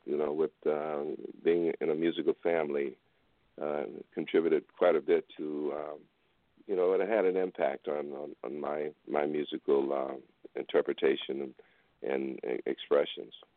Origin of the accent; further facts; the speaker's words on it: Houston, Texas, United States; I'm from Houston. You know I grew up, you know with those guys